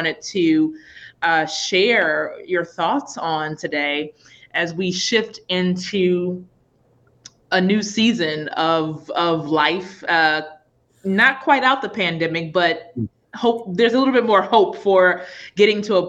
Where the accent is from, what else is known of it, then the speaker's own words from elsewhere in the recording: New Orleans, Louisiana, United States; I'm from New Orleans